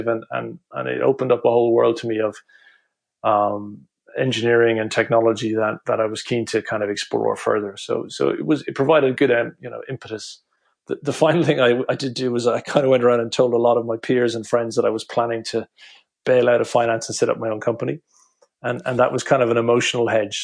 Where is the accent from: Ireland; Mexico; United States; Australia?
Ireland; Cork, Munster; moved away; also born or lived in Dublin / London; I'm from Cork originally.